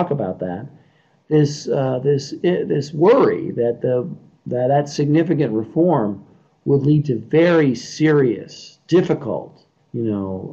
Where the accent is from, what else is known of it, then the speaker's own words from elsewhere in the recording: New York City, New York, United States; I grew up in Brooklyn, New York